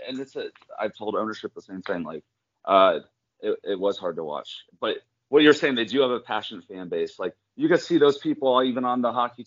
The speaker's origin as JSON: {"language": "English", "region": "California", "country": "United States", "said": "So I'm originally from California"}